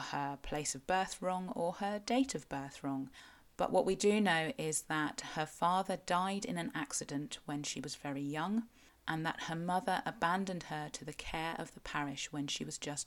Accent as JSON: {"language": "English", "region": "South West England", "country": "United Kingdom", "said": "I am a Cornish writer and blogger with an obsession with local history"}